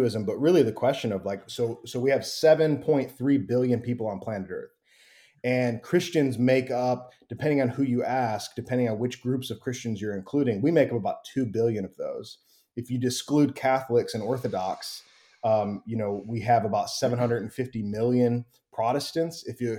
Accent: Wheaton, Illinois, United States; now in North Carolina, United States; And I grew up in Wheaton, Illinois, which is right outside Chicago, and then ended up in the South. I'm in North Carolina right now, Western North Carolina

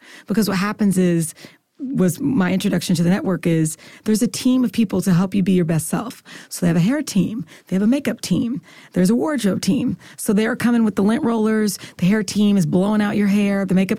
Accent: Kansas, United States; moved away; also born or lived in Philadelphia, Pennsylvania; I was in Philly for 10 years, so they brought me cheesesteaks. And then I'm from Kansas

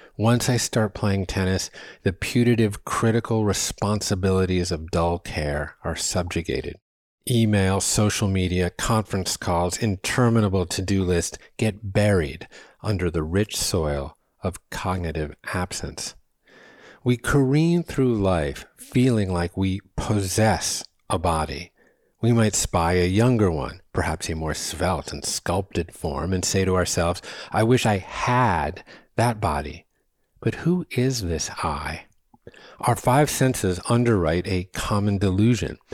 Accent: New England, United States; moved away as an adult; I grew up batting balls on the Terre Battue of New England

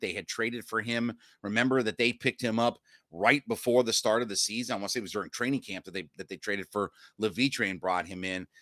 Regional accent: Northeast Ohio, United States; I'm from Northeast Ohio

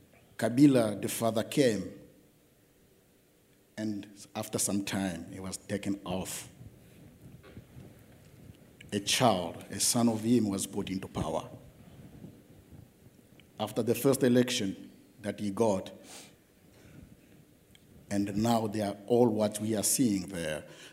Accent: Zambia; English is a second language; also born or lived in Katanga; I come from Zambia, but I've lived most of my part in the Katanga province.

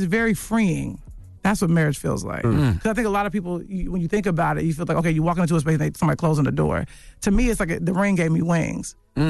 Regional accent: Chicago, Illinois, United States; Funny, we're both from Chicago, funny enough, and born in the same month, same year.

